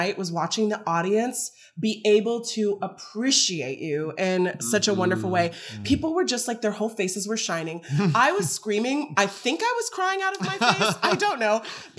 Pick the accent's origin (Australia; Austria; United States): United States; Texas; We had two Floridians, two Texans, me and Arigato